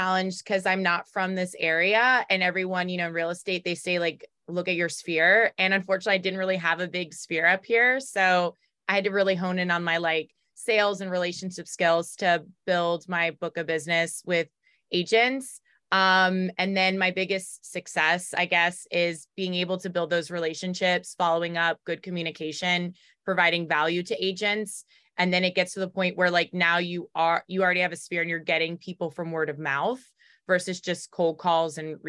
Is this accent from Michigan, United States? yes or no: no; Raleigh, North Carolina, United States; accent: Baltimore; now in Baltimore, United States; My background, I grew up in Raleigh, North Carolina, so I'm from the South, but my dad's from New York, my mom's from France.